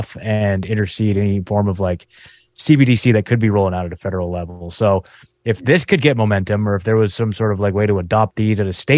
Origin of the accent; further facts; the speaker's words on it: Oregon, United States; moved away as an adult; now in Tennessee, United States; I'm from Oregon